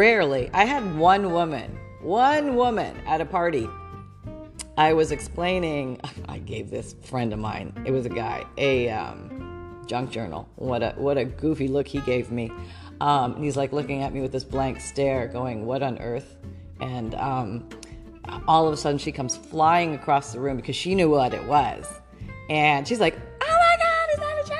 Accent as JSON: {"language": "English", "country": "Canada", "tie": "born or raised there", "said": "I grew up in Canada."}